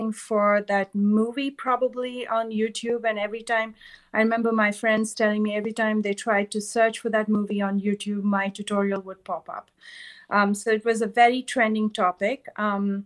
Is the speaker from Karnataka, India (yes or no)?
yes; Bangalore, Karnataka, India; moved away as an adult; now in San Francisco Bay Area, United States; I was born and raised in India, in Bangalore, which is in South India.